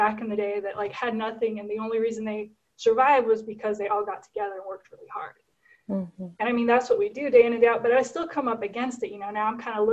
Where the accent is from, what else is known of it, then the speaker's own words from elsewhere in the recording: Guatemala; now in McCook, United States; I was born and raised in Guatemala. So I'm actually Guatemalan.